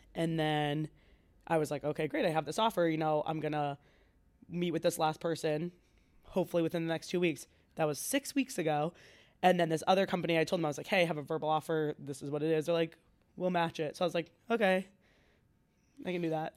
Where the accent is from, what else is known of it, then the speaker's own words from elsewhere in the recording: Franklin, United States; I'm from Franklin